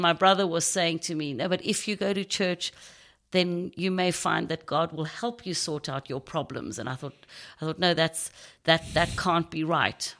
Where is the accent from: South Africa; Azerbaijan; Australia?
South Africa; Knysna, Western Cape; accent: South African; now in United Kingdom; I grew up in a small town in South Africa called Nyasna. It's on the Garden Route.